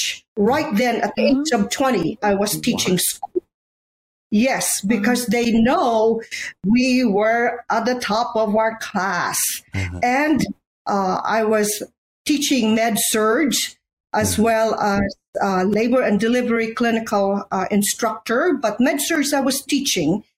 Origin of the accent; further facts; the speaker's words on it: Bacolod, Western Visayas, Philippines; moved away as an adult; now in United States; I am from Bacolod City, Negros Occidental